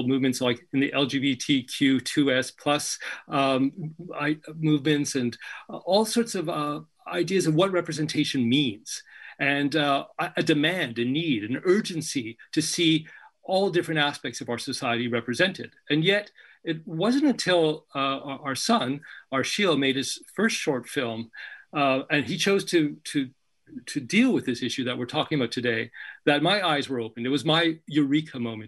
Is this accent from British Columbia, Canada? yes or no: yes; Victoria, British Columbia, Canada; moved away as an adult; also born or lived in Egypt / Toronto; I was raised in Victoria, BC